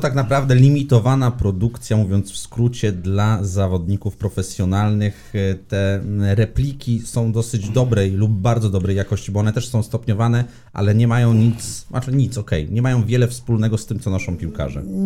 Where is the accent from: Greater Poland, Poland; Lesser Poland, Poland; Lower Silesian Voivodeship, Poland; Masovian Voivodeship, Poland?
Lower Silesian Voivodeship, Poland; Szklarska Poręba; ja ze Szklarskiej Poręby